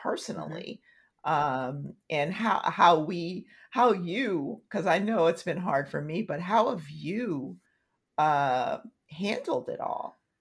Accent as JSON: {"language": "English", "town": "Tulsa", "region": "Oklahoma", "country": "United States", "moved": "yes", "said": "I'm from Tulsa"}